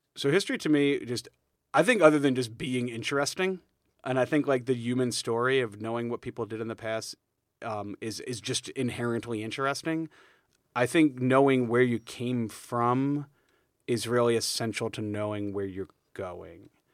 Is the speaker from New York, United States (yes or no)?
yes; New York, United States; I'm from New York